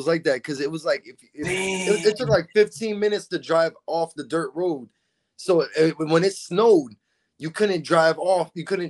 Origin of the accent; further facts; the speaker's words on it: Florida, United States; also born or lived in Brooklyn; I was born in Kings County, Brooklyn. {S0} Kings County. {S2} You know, like {S0} yeah, man. {S2} But {S0} that's {S2} but I'm a Florida boy, you know, man.